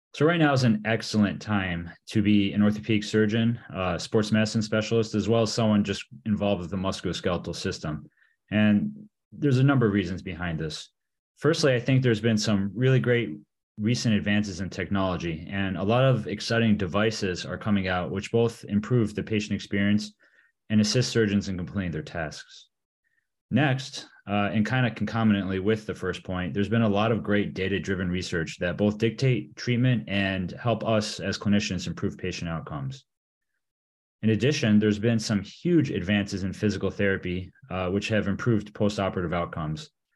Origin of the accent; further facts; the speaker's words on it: Michigan, United States; also born or lived in Vail, Colorado; I was born and raised in Michigan